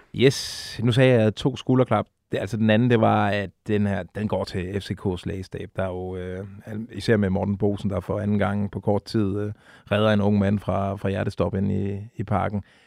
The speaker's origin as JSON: {"language": "Danish", "area": "Funen", "region": "Southern Denmark", "country": "Denmark", "said": "nu er jeg jo Fynbo"}